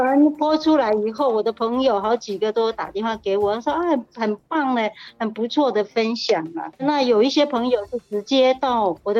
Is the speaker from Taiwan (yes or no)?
yes; Hualien County, Taiwan; 我是来自花莲的泰鲁格族